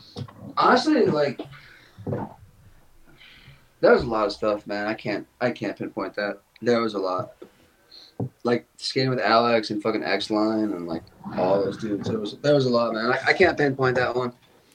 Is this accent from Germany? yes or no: no; Israel; Because we're from like two like very different places.